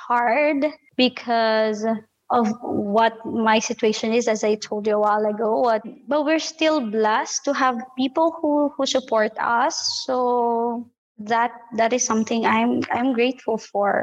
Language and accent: English; Philippines; moved away as an adult; now in Qatar; I'm a Filipina.